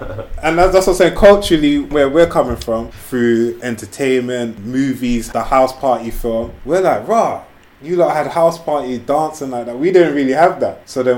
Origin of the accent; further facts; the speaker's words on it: Jamaica; Obviously, I'm from the Caribbean as well, but my people were brought there.